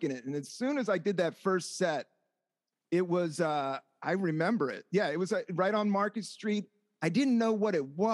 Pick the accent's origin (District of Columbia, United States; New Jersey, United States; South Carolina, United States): District of Columbia, United States; Washington; moved away as an adult; also born or lived in Buena Vista, Virginia / San Francisco; now in Brooklyn, United States; Originally from Washington, DC. I grew up right on Capitol Hill, and then we moved down south, and then I lived in DC and lived in a small, like, southern town called Buena Vista, Virginia